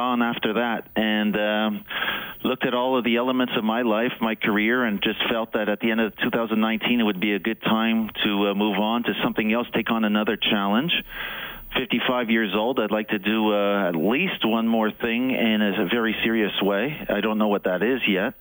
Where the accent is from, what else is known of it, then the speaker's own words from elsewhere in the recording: Montreal, Quebec, Canada; moved away as an adult; also born or lived in Toronto; now in Edmonton, Canada; I grew up in Montreal